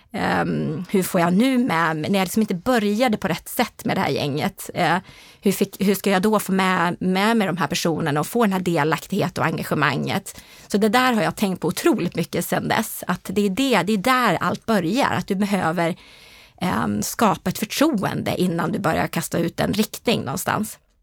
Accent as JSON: {"language": "Swedish", "town": "Härnösand", "region": "Västernorrland County", "country": "Sweden", "tie": "born or raised there", "also_born_or_lived": "Ånge", "said": "Norrlandstjej. Precis som du säger eh, är jag född i Ånge men jag är faktiskt uppväxt i Härnösand."}